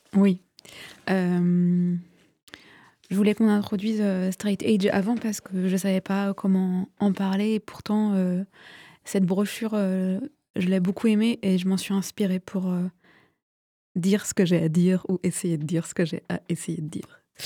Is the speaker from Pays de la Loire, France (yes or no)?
yes; Vendée, Pays de la Loire, France; je viens de Vendée, j'ai aussi fréquenté les milieux cathos